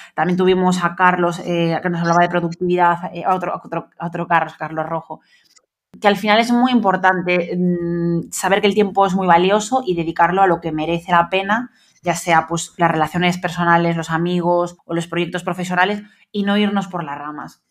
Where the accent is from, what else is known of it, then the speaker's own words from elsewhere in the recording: Galicia, Spain; nosotros somos de Galicia